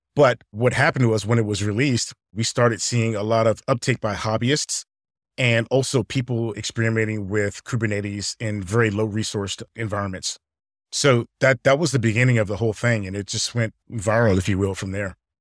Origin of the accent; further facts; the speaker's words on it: Alexandria, Virginia, United States; I grew up in Alexandria, Virginia